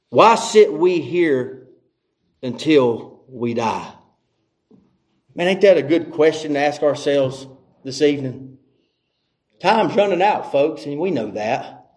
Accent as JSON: {"language": "English", "region": "the South", "country": "United States", "said": "And that may be having something to do because we're from the South. We like to talk too much."}